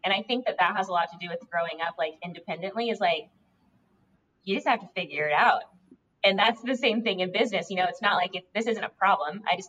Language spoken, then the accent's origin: English; Indiana, United States; now in Greenville, United States; I'm from Indiana.